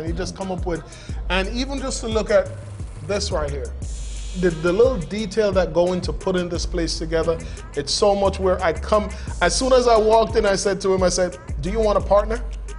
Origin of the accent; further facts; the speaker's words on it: New York, United States; I'm a New Yorker, you know